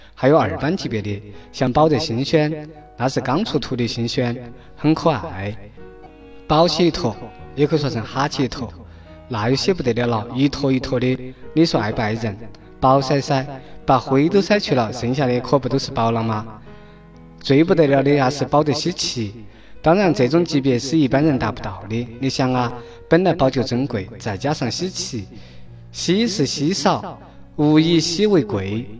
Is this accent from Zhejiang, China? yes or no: no; Chongqing, China; 我们重庆人自豪